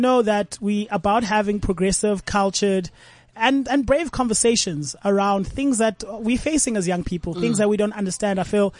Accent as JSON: {"language": "English", "country": "South Africa", "said": "as South Africans"}